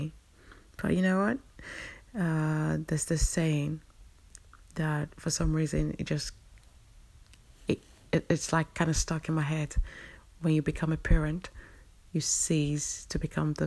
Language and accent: English; London, United Kingdom; I'm a Londoner